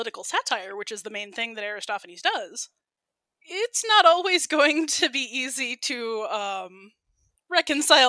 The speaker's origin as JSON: {"language": "English", "country": "United States", "said": "I'm American"}